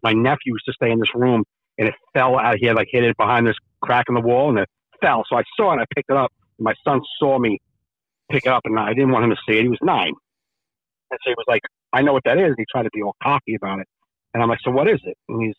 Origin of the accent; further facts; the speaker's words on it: Jersey City, New Jersey, United States; I grew up in Jersey City, Hudson County, same place as Joey Coco Diaz.